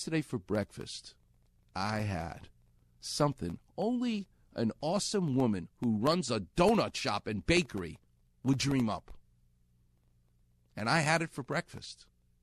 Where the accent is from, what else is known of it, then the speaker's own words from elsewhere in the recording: New York City, New York, United States; now in Los Angeles, United States; where I'm from, Queens. I'm from Far Rockaway.